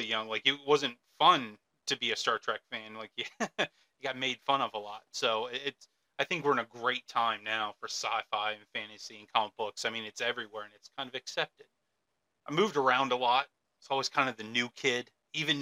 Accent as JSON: {"language": "English", "region": "Michigan", "country": "United States", "tie": "born or raised there", "also_born_or_lived": "Arizona", "moved": "yes", "lives_now": "central Pennsylvania, United States", "said": "I was born in Michigan, but I've also planted flags in Arizona. I live here in central Pennsylvania"}